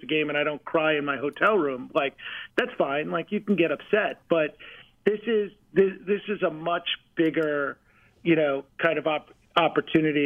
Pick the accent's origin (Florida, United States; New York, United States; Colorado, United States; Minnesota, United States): New York, United States; moved away as an adult; now in Milwaukee, United States; I went to Madison Square Garden, and I was hired by Ernie Grunfeld, and I was in my hometown, like running marketing and sponsorship for the New York Knicks